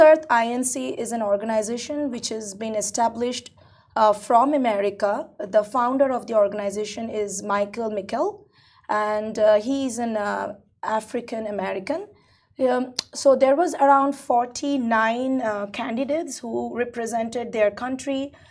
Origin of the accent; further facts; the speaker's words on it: India; now in United Arab Emirates; I'm originally Indian, right? So coming from India